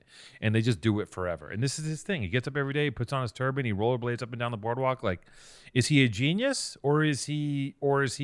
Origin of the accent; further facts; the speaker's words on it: Venice, Los Angeles, California, United States; I grew up in Venice